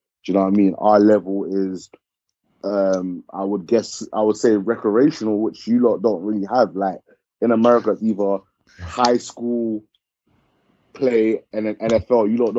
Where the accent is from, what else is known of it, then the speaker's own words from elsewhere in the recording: Croydon, London, United Kingdom; Not really, you know. Boyega's like from Peckham areas. I'm basically from Croydon, innit?